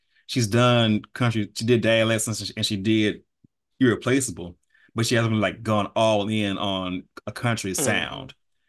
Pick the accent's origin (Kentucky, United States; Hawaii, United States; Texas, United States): Texas, United States; Is like I'm from Texas. Yes, I was raised on R&B